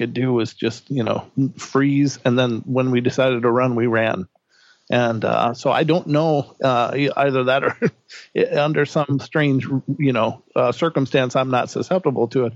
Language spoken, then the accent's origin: English; Minnesota, United States; moved away as an adult; now in Idaho, United States; I'm from Minnesota